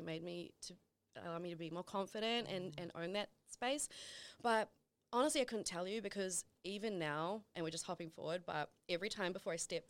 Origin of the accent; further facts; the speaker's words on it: Auckland, New Zealand; moved away; I grew up in East Auckland.